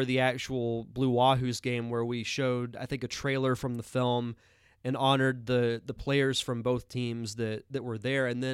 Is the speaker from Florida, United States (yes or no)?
yes; Pensacola, Florida, United States; my hometown of Pensacola, Florida